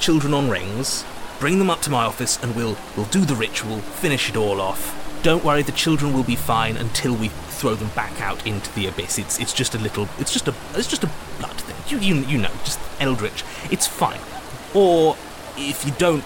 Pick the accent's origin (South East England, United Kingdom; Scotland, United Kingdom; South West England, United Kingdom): South West England, United Kingdom; Dorset; I'm from Dorset